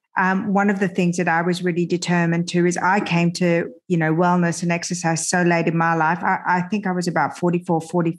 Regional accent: Australia; English is a second language; also born or lived in France / Iran; I immigrated to Australia when I was 7 and a half

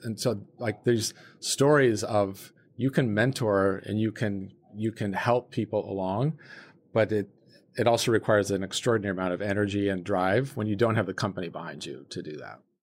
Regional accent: South Lake Tahoe, California, United States; I grew up in South Lake Tahoe, California, ve-, very small town

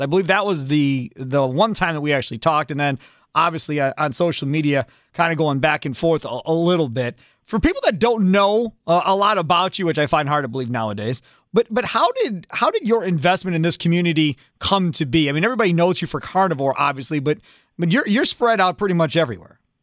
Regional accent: Kenosha, Wisconsin, United States; I grew up in Kenosha

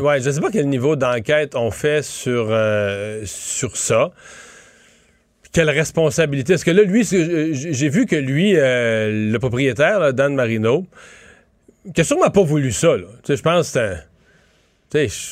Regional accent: Rivière-du-Loup, Quebec, Canada; moved away; on arrivait de Rivière-du-Loup

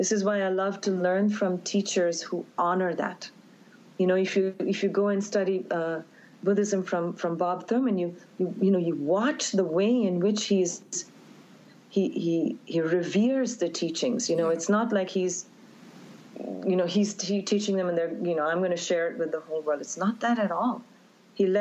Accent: India; now in New York, United States; I grew up in India

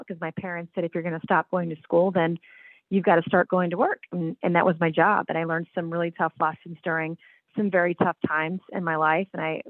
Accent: Charleston, South Carolina, United States; also born or lived in Fort Bragg, North Carolina; And I grew up in South Carolina. I was actually born at Fort Bragg, North Carolina, because my dad was in the Army for 28 years and retired a one-star general. And retired to Charleston, where I grew up.

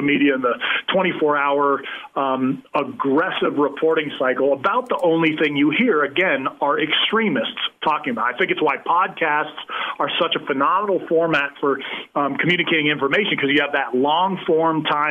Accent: California, United States; I grew up in California.

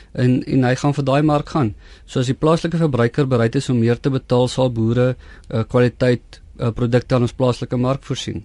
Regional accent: South Africa; ons as Suid-Afrikaners

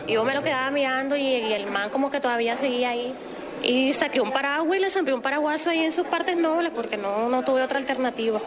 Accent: Colombia; como nosotros colombianos

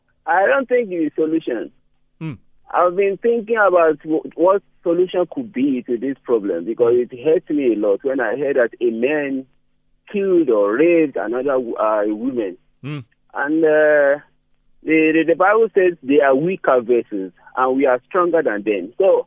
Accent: Nigeria; I'm from Nigeria, Bramo, and there is something they call Sharia law.

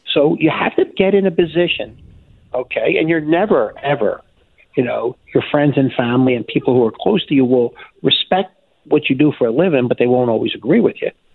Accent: Philadelphia, Pennsylvania, United States; I was a Philadelphia kid. I was from Philly

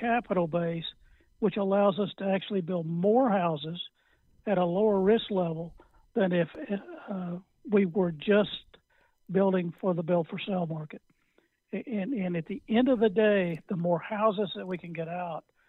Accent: Texas, United States; a guy growing up in Houghton City, Texas

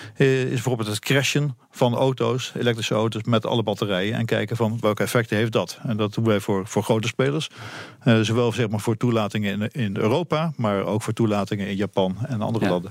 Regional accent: Netherlands; ik als Nederlander

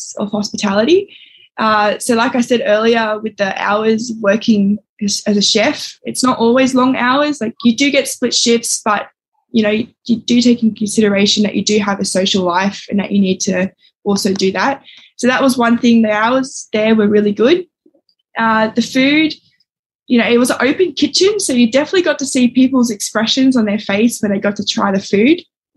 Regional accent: Sydney, New South Wales, Australia; moved away as an adult; now in Northern Territory, Australia; I grew up in Sydney, and then I moved to the Territory probably about 6 years ago.

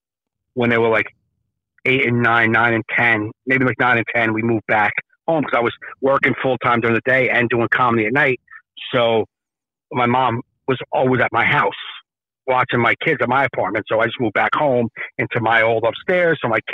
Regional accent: Jersey City, New Jersey, United States; I grew up in Jersey City, Hudson County, same place as Joey Coco Diaz.

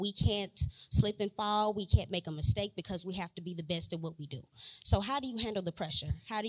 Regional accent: Bernice, Louisiana, United States; I am a freshman, and I am from Bernice, Louisiana.

